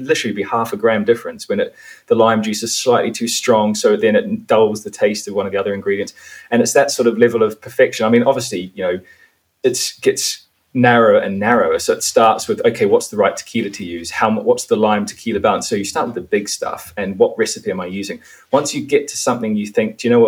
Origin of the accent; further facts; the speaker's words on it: New Zealand; I grew up in New Zealand. That was where my parents chose to raise the family.